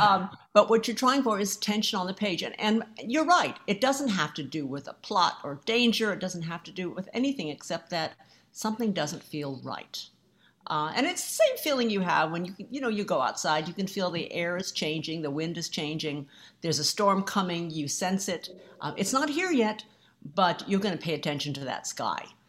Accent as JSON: {"language": "English", "country": "United States", "said": "I'm Asian American"}